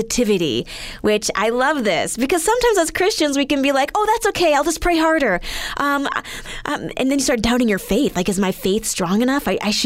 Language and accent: English; Alberta, Canada; Growing up in Alberta